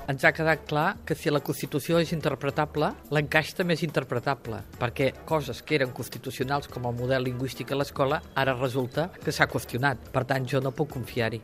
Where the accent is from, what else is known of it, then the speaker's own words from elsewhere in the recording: Banyoles, Catalonia, Spain; moved away; also born or lived in Girona / Ribes de Freser / Barcelona; personalment he viscut i he nascut a Banyoles, a Girona, a Ribes de Freser i a Barcelona